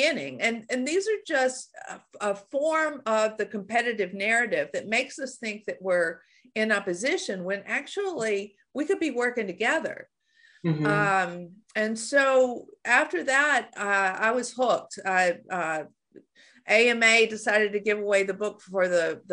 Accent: Shreveport, Louisiana, United States; moved away as an adult; also born or lived in Australia; I'm from Shreveport, Louisiana. So I had a cultural, you know, cone of silence around about growing up in Shreveport, Louisiana

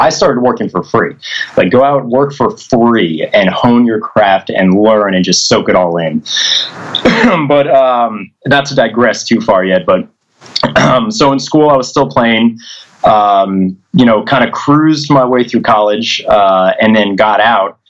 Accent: New Jersey, United States; I grew up in Jersey

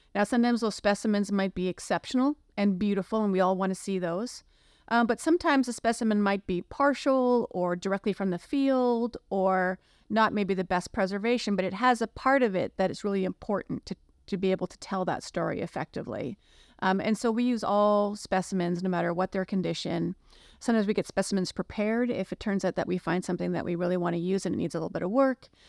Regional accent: Canada; now in Cincinnati, United States; being Canadian

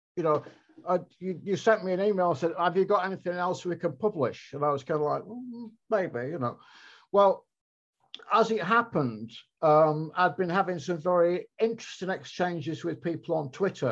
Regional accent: Blackpool, North West England, United Kingdom; moved away; Blackpool, which is where I was from and where I was back living

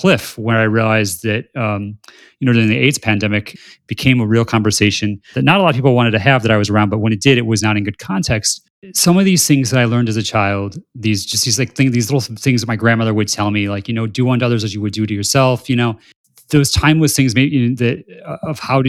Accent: South Bend, Indiana, United States; I'm from South Bend, Indiana

